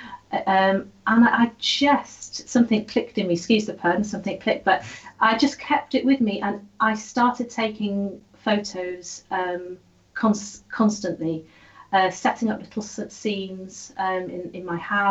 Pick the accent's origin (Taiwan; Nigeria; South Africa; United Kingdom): United Kingdom; Holyhead, Wales; I grew up in Holyhead